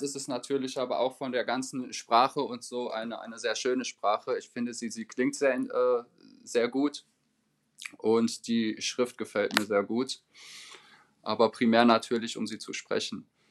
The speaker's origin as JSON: {"language": "German", "town": "Dortmund", "region": "North Rhine-Westphalia", "country": "Germany", "first_language": "German", "moved": "yes", "lives_now": "Frankfurt, Germany", "said": "da wo ich herkomme, aus der äh, Region Dortmund, da spricht man zum Beispiel anderes Deutsch, als äh, wie man es hier in Frankfurt sprechen würde."}